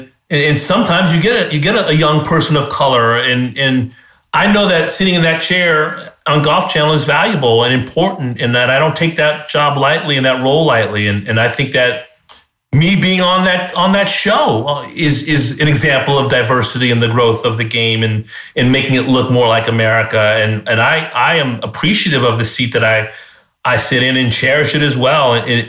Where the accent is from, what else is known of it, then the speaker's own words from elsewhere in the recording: Southern California, United States; I'm 4 years older than he is. He's from Southern California. I'm from Southern California.